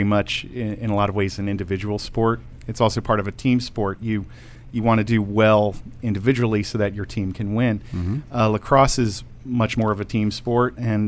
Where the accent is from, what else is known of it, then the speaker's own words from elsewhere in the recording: Baltimore, Maryland, United States; I grew up around Baltimore.